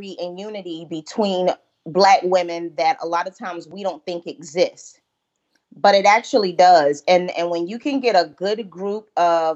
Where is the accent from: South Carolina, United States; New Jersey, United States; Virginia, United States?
South Carolina, United States; Holly Hill; also born or lived in Georgetown, South Carolina; from Holly Hill, South Carolina